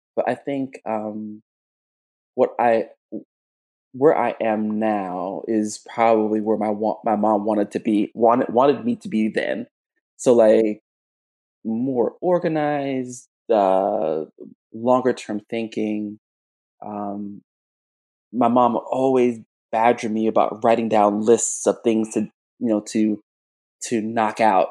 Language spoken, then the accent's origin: English; South Florida, United States; moved away as an adult; also born or lived in Jamaica / Kingston, Jamaica; now in Chicago, United States; I was born in Jamaica. I was raised in South Florida